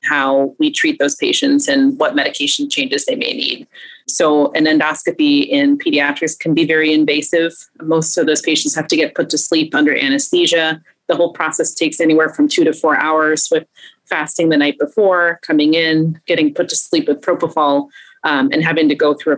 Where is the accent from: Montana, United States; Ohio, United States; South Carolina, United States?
Ohio, United States; Bryan; also born or lived in Cleveland, Ohio; I'm actually a native Ohioan. I was born in Northeast Ohio, in Bryan, Ohio